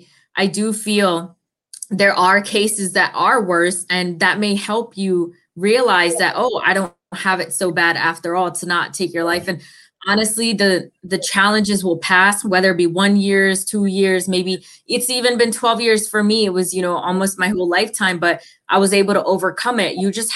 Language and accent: English; India; also born or lived in Thailand; But I know I lived in Thailand and it was very poor. And I come from India, which was, you know, poor in its setting too.